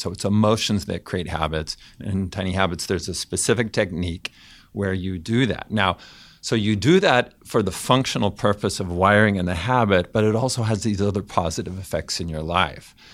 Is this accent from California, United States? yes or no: yes; Fresno, California, United States; I grew up in Fresno, California, in a Mormon family.